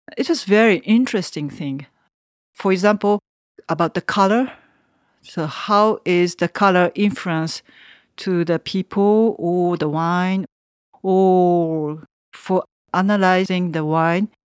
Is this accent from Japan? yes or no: yes; Tokyo, Japan; English is a second language; moved away as an adult; now in Savigny-les-Beaune, France; I'm from Tokyo